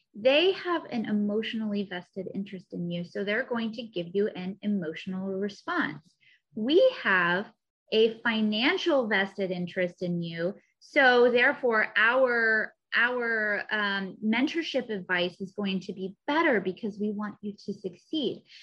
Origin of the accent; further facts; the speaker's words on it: Missouri, United States; now in Southern California, United States; I'm also from Missouri originally.